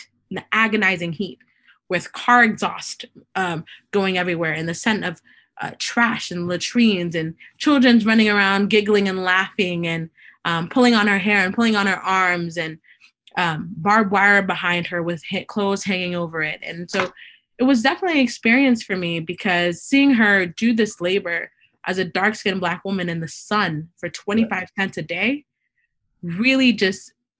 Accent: Haiti; I'm from Haiti, the first independent Black nation.

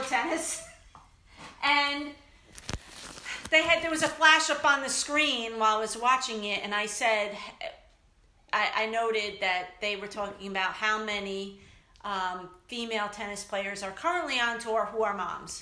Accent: New York City, New York, United States; growing up in New York City

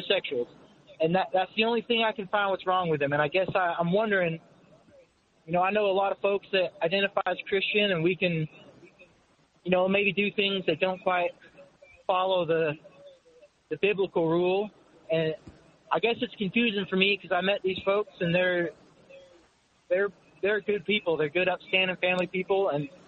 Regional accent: Greenville, South Carolina, United States; I'm from Greenville, South Carolina

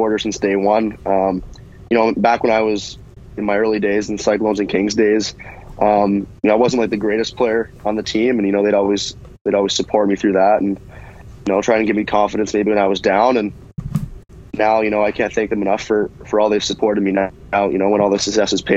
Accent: Brockville, Ontario, Canada; growing up in Brockville near Ottawa

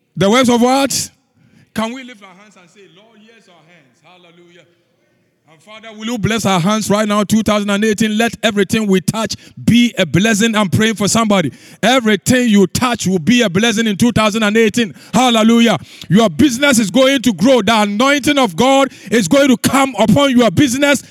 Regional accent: Ghana; moved away as an adult; now in United States; I grew up in the, in the bush. I left university. Pastor Tom had been to my home in Ghana.

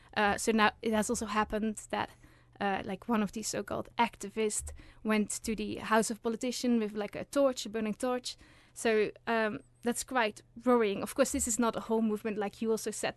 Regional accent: Netherlands; now in Uppsala, Sweden; I'm originally from the Netherlands

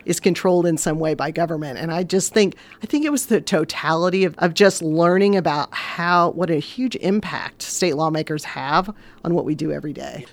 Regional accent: Vincennes, Indiana, United States; Born and raised in Vincennes

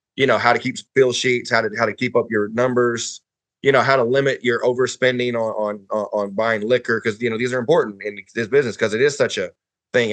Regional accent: Huntsville, Alabama, United States; So I grew up in bowling in Huntsville.

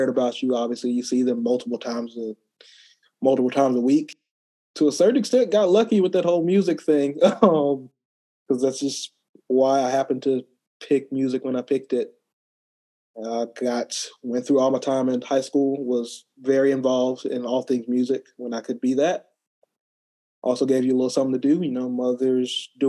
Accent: Opelika, Alabama, United States; moved away as an adult; now in Columbia, United States; Grew up in Opelika, Alabama

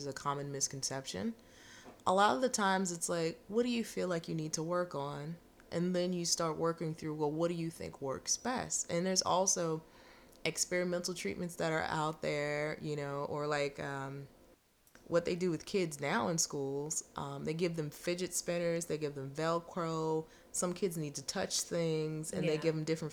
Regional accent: United States; We're American

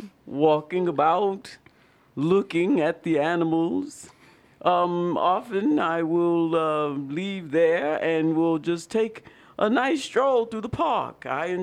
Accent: Midwest, United States; Oh, I'm from the Midwest, mostly.

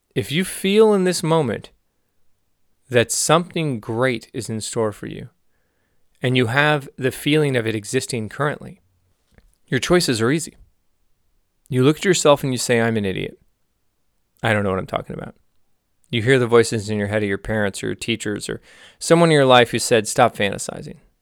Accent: Los Angeles, California, United States; also born or lived in Santa Cruz; I was from the San Fernando Valley, L A, and I was in Santa Cruz

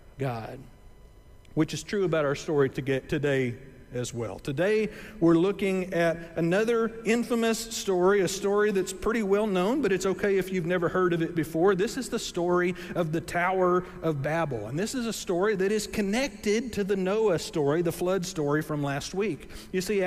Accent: Gulf Coast, United States; I grew up on the Gulf Coast and grew up close to a lot of boats and stuff

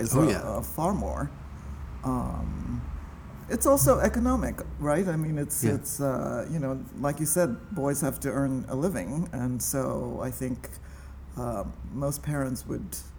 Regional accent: Tokyo, Japan; moved away as an adult; also born or lived in Los Angeles, United States; now in New York City, United States; I grew up in Tokyo

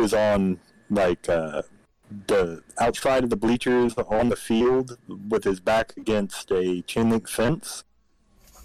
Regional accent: United States; also born or lived in Arkansas / Oklahoma; I've dealt with a lot of like really country ass folks growing up in Arkansas, Oklahoma

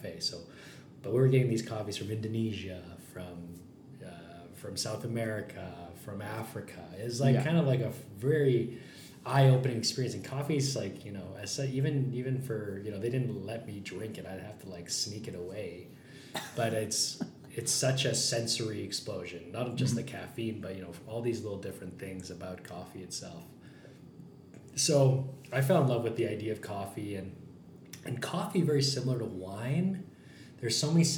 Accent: Calgary, Alberta, Canada; I grew up in the Plus 15, grew up in kind of this small business world

